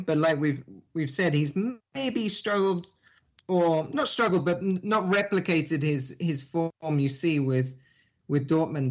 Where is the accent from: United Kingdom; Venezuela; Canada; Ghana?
United Kingdom; England; now in Miami, United States; I am English, so I grew up there in, in England